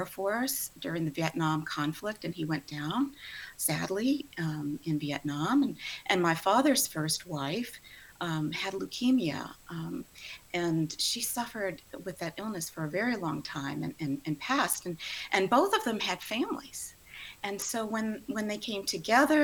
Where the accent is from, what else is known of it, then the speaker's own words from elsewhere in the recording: New Orleans, Louisiana, United States; moved away as an adult; now in Houston, United States; even though I live in Houston now, I was actually born and raised in the New Orleans metropolitan area